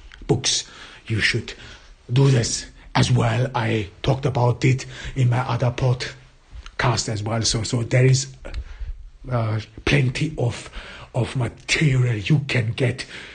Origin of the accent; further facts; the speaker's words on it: Austria; first language German; English is a second language; I am not an English native speaker. I was born in Austria. I grew up in Austria and I went to school in Austria. My mother tongue is German